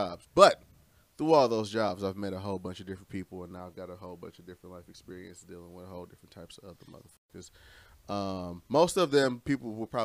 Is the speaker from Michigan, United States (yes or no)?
yes; Romulus, Michigan, United States; also born or lived in Detroit / Inkster; I grew up in a little town called Romulus